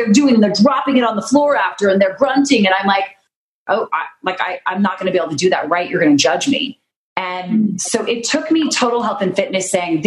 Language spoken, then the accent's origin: English; Utah, United States; I'm from Utah